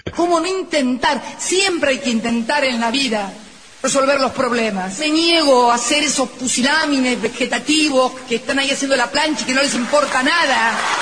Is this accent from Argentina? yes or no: yes; Argentina; Me lo merezco como argentina